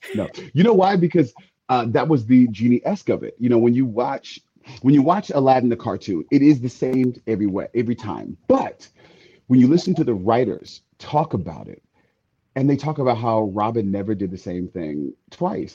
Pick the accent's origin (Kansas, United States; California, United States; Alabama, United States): California, United States; the Bay Area; I'm from Cal, I'm from the Bay, not